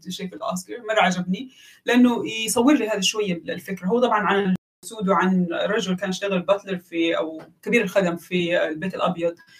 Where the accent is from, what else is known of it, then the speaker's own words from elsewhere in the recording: Mecca, Makkah Province, Saudi Arabia; انا واحده من مكه